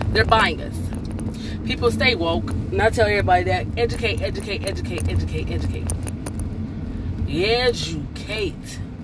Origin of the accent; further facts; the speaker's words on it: United States; I'm American.